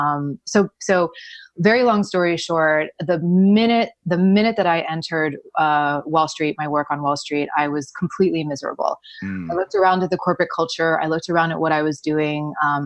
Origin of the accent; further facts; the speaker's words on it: Miami, Florida, United States; I grew up in Miami.